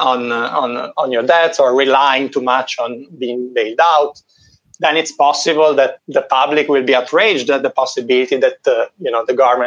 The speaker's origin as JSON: {"language": "English", "country": "Italy", "moved": "yes", "said": "In my home country, in Italy"}